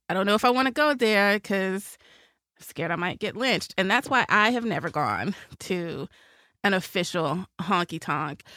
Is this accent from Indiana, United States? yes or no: no; Nashville, Tennessee, United States; moved away as an adult; you grow up in Music City